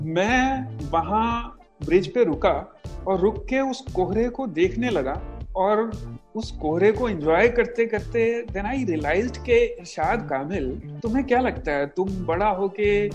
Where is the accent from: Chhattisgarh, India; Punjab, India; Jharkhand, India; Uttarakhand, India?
Punjab, India; Malerkotla; moved away as an adult; now in Mumbai, India; मैं जहाँ से हूँ मेरा जो पंजाब में नेटिव प्लेस है मलेर कोटला